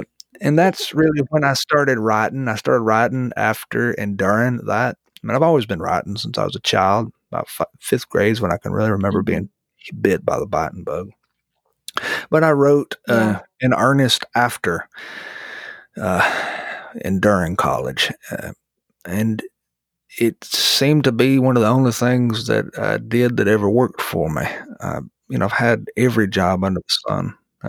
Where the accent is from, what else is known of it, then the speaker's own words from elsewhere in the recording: Florida, United States; also born or lived in Missouri; I was born in Missouri and we moved to the Florida Panhandle when I was a boy, which is where I call home.